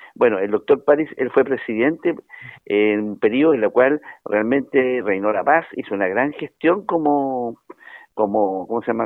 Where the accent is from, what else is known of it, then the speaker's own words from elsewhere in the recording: Chile; Yo le agradezco a él como chileno